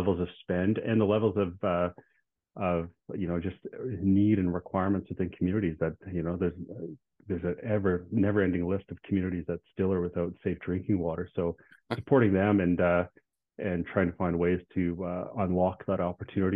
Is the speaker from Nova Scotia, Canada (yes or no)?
no; Regina, Saskatchewan, Canada; I was born and raised in Regina. I've lived in Regina my whole life.